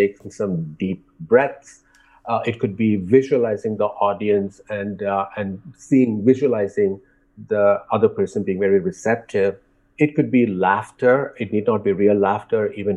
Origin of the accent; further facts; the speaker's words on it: India; growing up in India